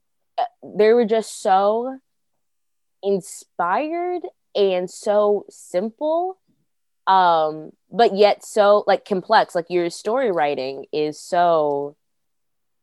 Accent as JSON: {"language": "English", "town": "Aurora", "region": "Illinois", "country": "United States", "said": "I am in Aurora, Illinois"}